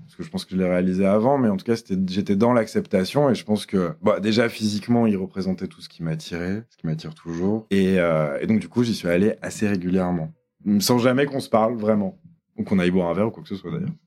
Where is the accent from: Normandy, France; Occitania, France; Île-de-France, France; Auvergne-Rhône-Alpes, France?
Auvergne-Rhône-Alpes, France; Lyon; c'est quand même ma ville natale